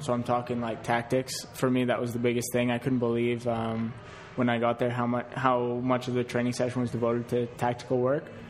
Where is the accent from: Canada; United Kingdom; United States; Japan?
Canada; we're Canadian guys who've gone to Europe